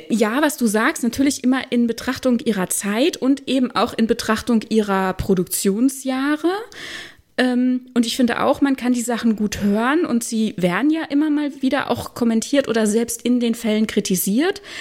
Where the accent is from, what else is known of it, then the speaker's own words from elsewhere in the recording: Germany; dass ich, dass ich mich falsch repräsentiert fühle als Deutsche.